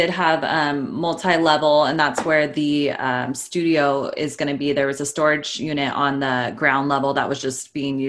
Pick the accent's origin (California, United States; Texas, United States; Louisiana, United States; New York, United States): California, United States; Sacramento; now in Los Angeles, United States; I grew up in Sacramento, California.